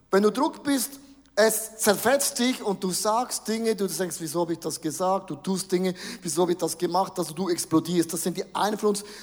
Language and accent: German; Switzerland; Nein, wir sind ja Schweizer, wir sind grundsätzlich mal neutral.